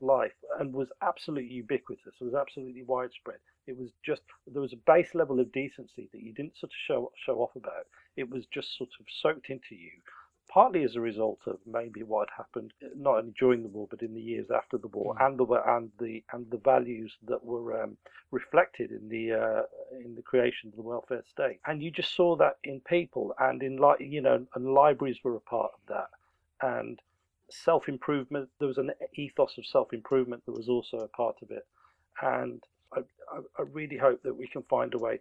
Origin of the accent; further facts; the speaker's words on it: Birmingham, West Midlands, United Kingdom; I grew up in Birmingham